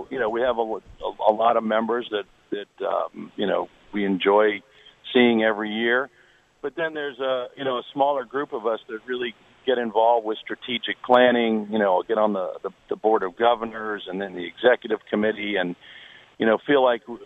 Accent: South Florida, United States; growing up in South Florida, I've known the Nicklaus family

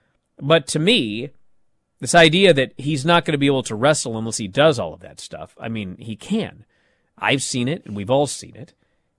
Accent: East of England, United Kingdom; But then I kind of think, I'm from Essex. I didn't think I'd reach this far in my career anyway.

